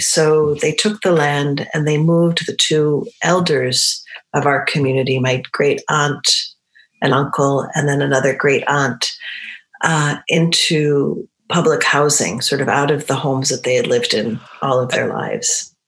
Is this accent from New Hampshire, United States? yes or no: yes; New Hampshire, United States; first language Romani; I grew up in New Hampshire, which is in the northeast of the United States in New England.